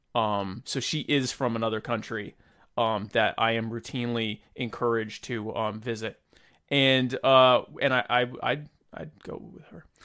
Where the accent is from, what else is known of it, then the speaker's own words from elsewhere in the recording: United States; I'm an American